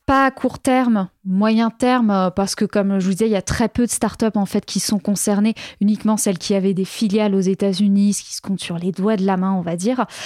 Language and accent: French; France; chez nous, en France